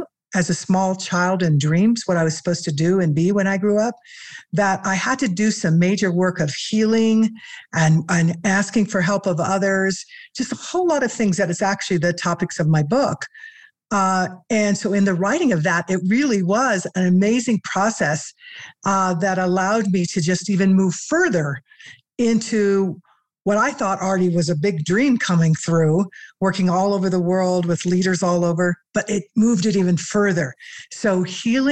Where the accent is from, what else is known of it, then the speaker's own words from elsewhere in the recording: Missouri, United States; now in Colorado, United States; I grew up in Missouri, but live in Colorado now